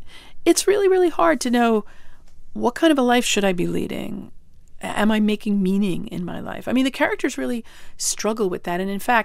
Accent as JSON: {"language": "English", "town": "Syosset", "region": "New York", "country": "United States", "tie": "born or raised there", "said": "I grew up on Long Island."}